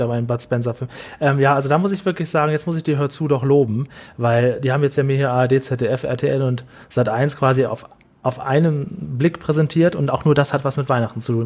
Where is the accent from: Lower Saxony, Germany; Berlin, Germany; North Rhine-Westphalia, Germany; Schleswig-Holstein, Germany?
Lower Saxony, Germany; damals in, in Niedersachsen, in Norddeutschland, da, es war echt so ein klitzekleines Dorf, wo ich aufgewachsen bin